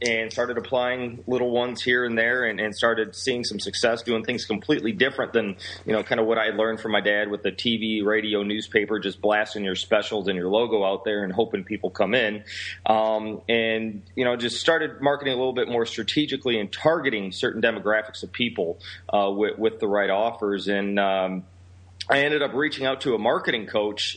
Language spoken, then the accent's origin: English; Rockford, Illinois, United States; also born or lived in Seattle / Chicago area; I'm from Rockford, Illinois, which is considered by Forbes magazine the third worst city to live in in the entire United States